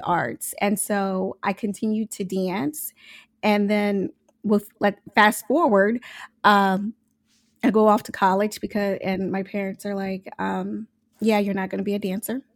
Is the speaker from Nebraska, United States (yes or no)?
yes; Omaha, Nebraska, United States; I'm from Omaha, Nebraska.